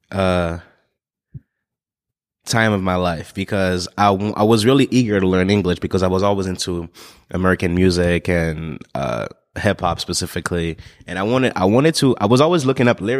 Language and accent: English; Togo; born there; So uh, I'm born in a, a, small country called Togo. It's on the west coast of Africa. It's right next to Ghana.